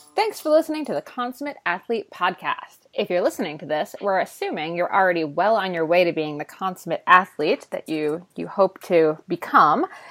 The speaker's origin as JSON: {"language": "English", "country": "United States", "said": "I'm American"}